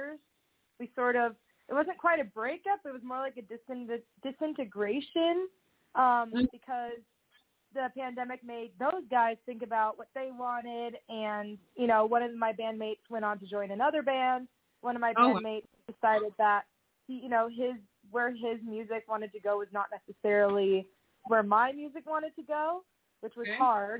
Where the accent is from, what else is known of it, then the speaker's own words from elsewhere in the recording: Southern California, United States; also born or lived in Seattle; now in Nashville, United States; I grew up in Southern California where it was all about ska and punk